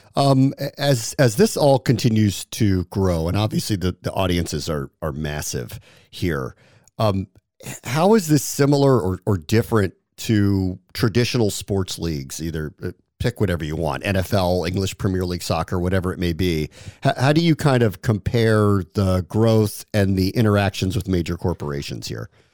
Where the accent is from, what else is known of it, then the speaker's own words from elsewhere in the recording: Washington, District of Columbia, United States; Why DC? You picked my hometown